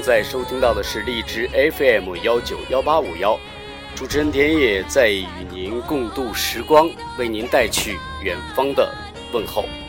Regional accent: Northeast China, China; moved away as an adult; also born or lived in Tokyo, Japan; now in Japan; 我从小出生在中国的东北陆地的我，呃，似乎注定只能成为大山的儿子，一直到大学毕业都未能见过大海

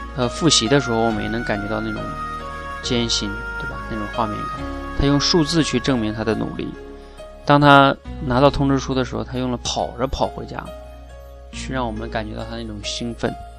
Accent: China; 我们大陆这边的父母

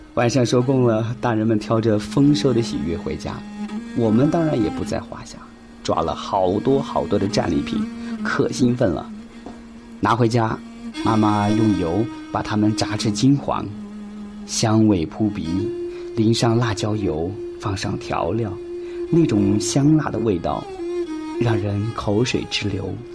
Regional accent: China; 这是我们中国人最传统的节日

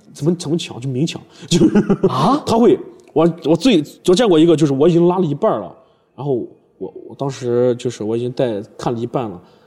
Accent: Yinchuan, Ningxia, China; also born or lived in Zhengzhou, Henan; 我刚回我的老家银川

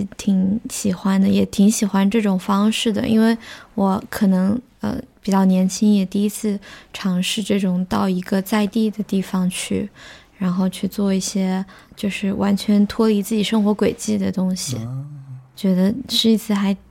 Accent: Yichang, Hubei, China; also born or lived in Hangzhou / London; now in Shanghai, China; 我是湖北人， 湖 北宜昌

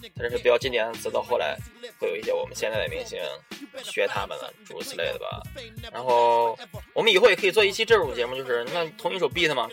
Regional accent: Shandong, China; 我们是山东人

